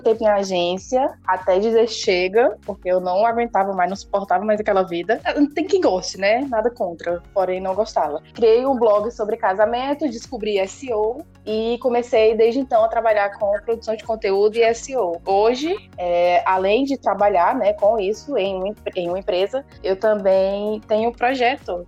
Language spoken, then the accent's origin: Portuguese; Fortaleza, Ceará, Brazil; Eu sou cearense, hum. né? Uhum. Nascida e criada em Fortaleza